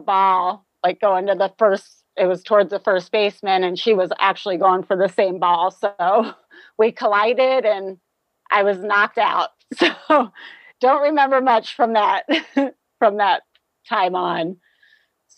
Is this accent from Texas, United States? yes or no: no; Youngstown, Ohio, United States; also born or lived in Toledo, Ohio; I grew up in the Youngstown, Ohio area.